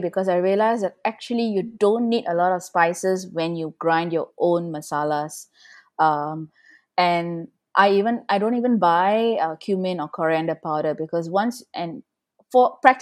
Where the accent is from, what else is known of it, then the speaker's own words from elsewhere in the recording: Singapore; most of us are here for 3-4 generations